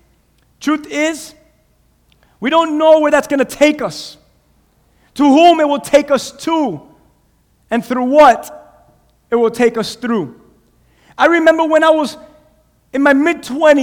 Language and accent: English; Cuba; English is a second language; now in United States; Cuba, I'm from Cuba